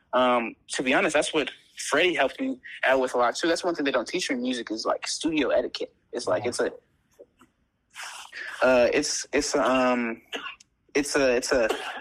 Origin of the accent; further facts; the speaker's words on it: Louisiana, United States; now in Chicago, United States; I was born and raised in Louisiana.